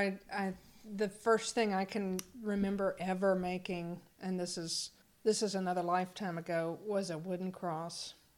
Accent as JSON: {"language": "English", "town": "Brevard", "region": "North Carolina", "country": "United States", "tie": "born or raised there", "said": "Brevard, North Carolina. Brevard."}